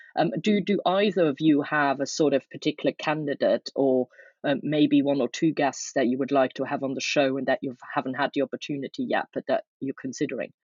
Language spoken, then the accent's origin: English; Luxembourg; now in London, United Kingdom; I'm from Luxembourg myself